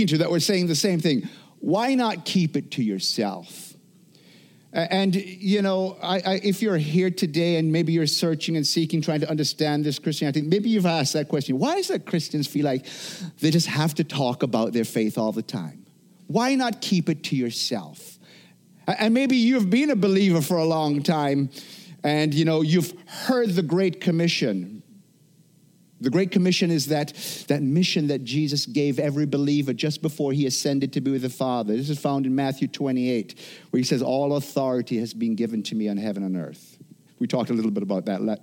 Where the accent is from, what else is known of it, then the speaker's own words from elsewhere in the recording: Jamaica; moved away; growing up in Jamaica